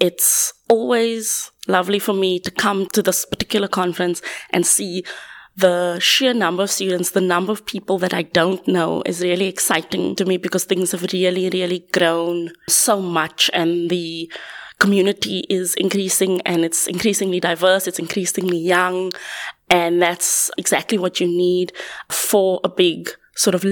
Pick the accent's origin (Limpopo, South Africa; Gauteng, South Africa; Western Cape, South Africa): Western Cape, South Africa; Cape Town; moved away as an adult; now in Manchester, United Kingdom; I'm originally from Cape Town, currently working at the University of Manchester